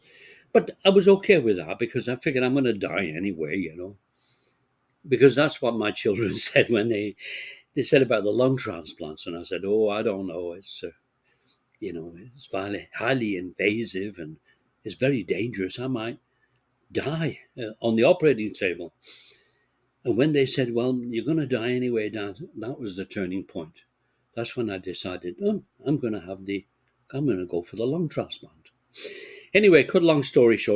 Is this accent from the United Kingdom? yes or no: yes; Bolton, North West England, United Kingdom; moved away; growing up in England